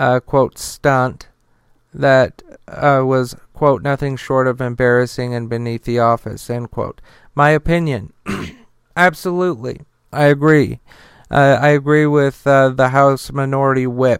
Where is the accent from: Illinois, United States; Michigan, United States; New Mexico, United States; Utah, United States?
Utah, United States; I'm from Utah